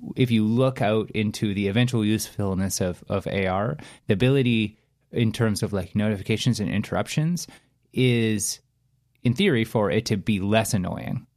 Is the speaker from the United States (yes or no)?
no; Canada; as English-speaking Canadians